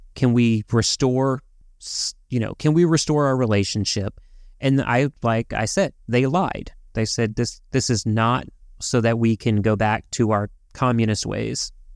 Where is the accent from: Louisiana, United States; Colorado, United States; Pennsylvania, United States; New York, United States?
Louisiana, United States; We were raised in Louisiana, right, in the South